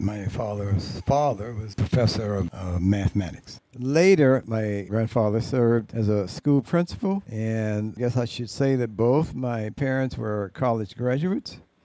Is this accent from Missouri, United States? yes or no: no; Tallahassee, Florida, United States; now in New York, United States; I'm from Tallahassee, Florida, down in the South